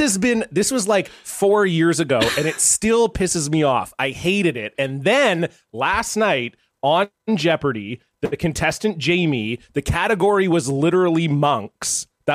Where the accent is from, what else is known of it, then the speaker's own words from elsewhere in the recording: Southern Ontario, Canada; also born or lived in Oakville; I grew up in Southern Ontario as well